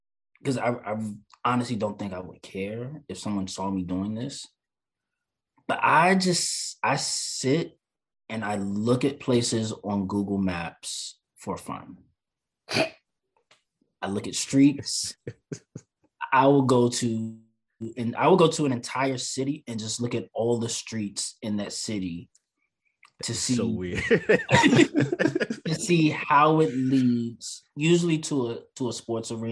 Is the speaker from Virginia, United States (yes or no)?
no; Maryland, United States; moved away as an adult; also born or lived in Washington, D.C.; now in Charlotte, United States; growing up in Maryland